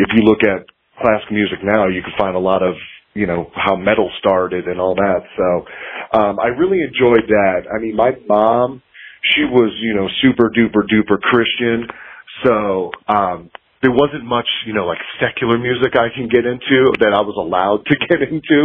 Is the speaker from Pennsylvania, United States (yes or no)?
no; Cleveland, Ohio, United States; moved away as an adult; now in South Carolina, United States; I'm originally from Cleveland, Ohio, so I moved to South Carolina about 13 years ago.